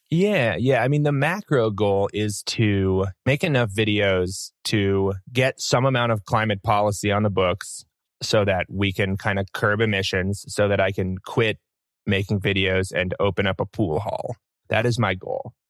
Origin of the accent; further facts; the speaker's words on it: New York, United States; moved away; I was from New York